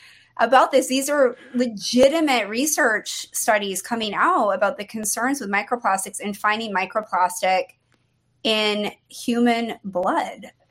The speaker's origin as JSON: {"language": "English", "region": "New England", "country": "United States", "tie": "born or raised there", "moved": "yes", "said": "I grew up in New England, so all my friends in Maine"}